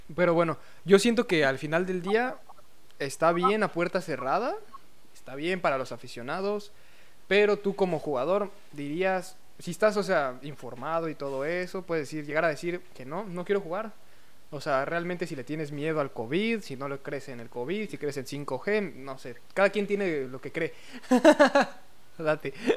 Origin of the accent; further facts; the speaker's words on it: Mexico; somos mexicanos